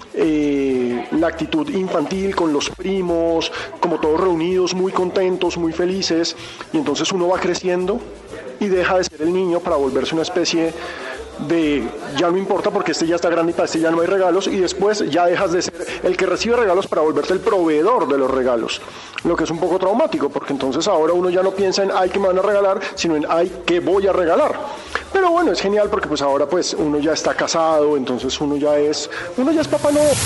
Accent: Bogotá, Colombia; yo siempre he estado sola acá con mi mamá

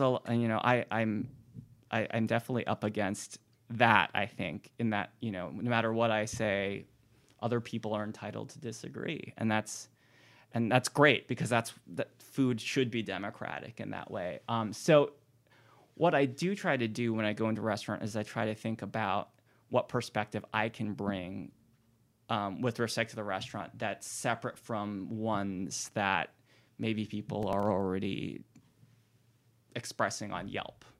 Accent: Hawaii, United States; moved away as an adult; also born or lived in New Haven / New York; now in Richmond, United States; I'm not from Richmond originally. Um, I grew up in Hawaii.

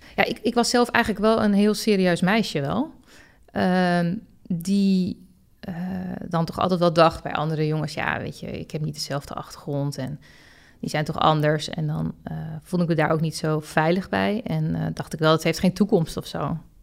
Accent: Het Gooi, North Holland, Netherlands; ik kom zelf uit Gooi

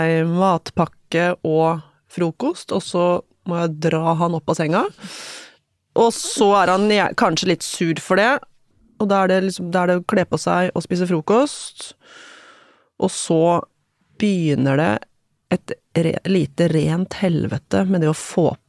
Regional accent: Hamar, Innlandet, Norway; Tenker på min egen oppvekst som veldig sånn um, Sånn forstadsromantisk, liksom. Um, byggefelt rett utenfor Hamar by, der det var trygt og godt og vi føyk rundt på syklene våre i nabolaget

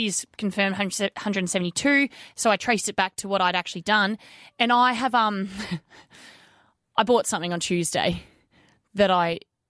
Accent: Melbourne, Victoria, Australia; now in Wagga Wagga, Australia; I'm from Melbourne. I've got family in Melbourne.

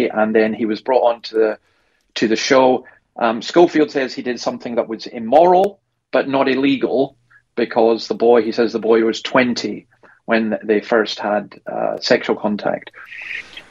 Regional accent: Scotland, United Kingdom; now in Australia; I'm a Scottish commentator or a UK commentator here in Australia

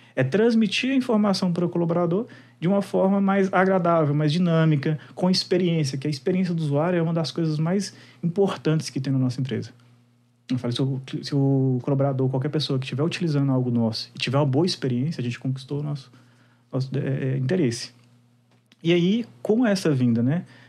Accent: Minas Gerais, Brazil; sou mineiro raiz

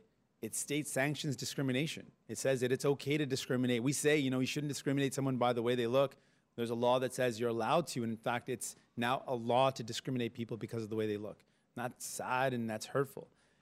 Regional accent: Windsor, Ontario, Canada; I grew up in Windsor, not really any sort of Francophone city

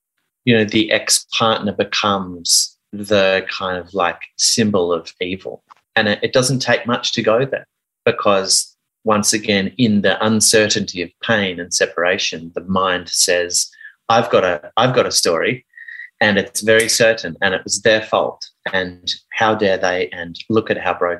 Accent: Sydney, New South Wales, Australia; also born or lived in Geelong, Victoria / United Kingdom; I grew up in Geelong, and then we moved to the UK for 6 months, and mum and dad separated when we were over there. And we moved back to Sydney with mum

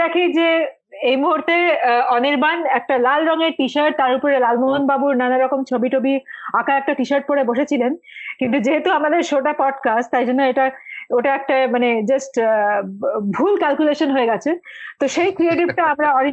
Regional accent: Kolkata, West Bengal, India; now in Mumbai, India; আমার বাড়ি কলকাতায় আমার মা এখনো কলকাতায়

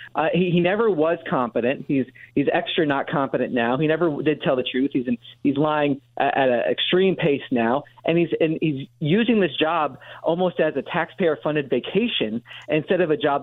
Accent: New Jersey, United States; now in Washington, D.C., United States; I'm from New Jersey, so I went up to New Jersey, went to my parents' house.

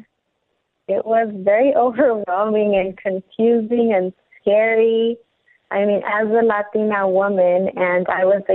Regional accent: Compton, California, United States; moved away as an adult; also born or lived in Lynwood, California; growing up in Compton and Linwood

